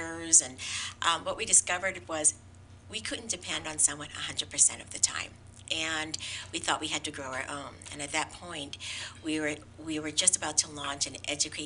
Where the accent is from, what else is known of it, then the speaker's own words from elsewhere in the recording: San Francisco, California, United States; I am a fourth generation Chinese American San Franciscan